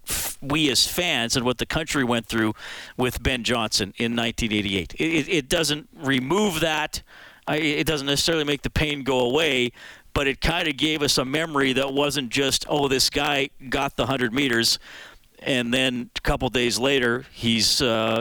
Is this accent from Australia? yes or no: no; Canada; as a Canadian